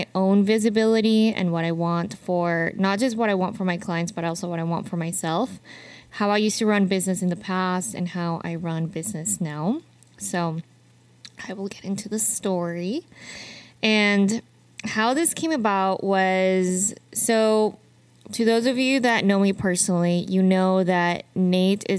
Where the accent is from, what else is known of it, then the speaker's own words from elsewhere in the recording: Utah, United States; moved away as an adult; now in Arizona, United States; I am from Utah. So Arizona is still quite new for me